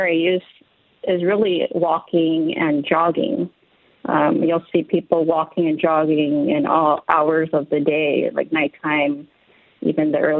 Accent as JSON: {"language": "English", "town": "Los Angeles", "region": "California", "country": "United States", "tie": "born or raised there", "said": "I grew up in Los Angeles in a neighborhood called Lincoln Heights"}